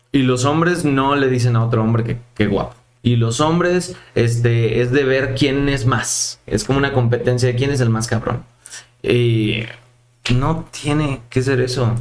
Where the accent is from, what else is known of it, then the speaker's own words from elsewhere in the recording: Mérida, Yucatán, Mexico; moved away as an adult; now in Mexico City, Mexico; yo soy de Mérida